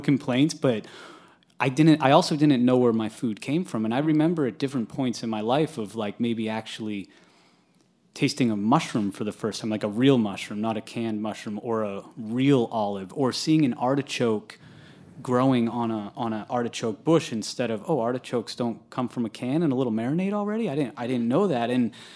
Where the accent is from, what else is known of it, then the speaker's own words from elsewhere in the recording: New Hampshire, United States; I grew up in New Hampshire